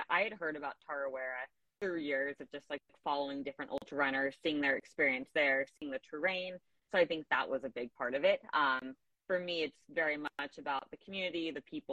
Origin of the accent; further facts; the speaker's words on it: Southern California, United States; growing up in Southern California, Death Valley and the Sierras are very much home to me